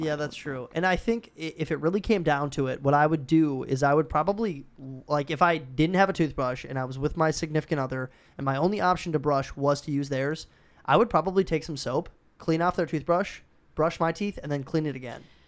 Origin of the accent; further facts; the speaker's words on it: Minnesota, United States; moved away; we're both from Minnesota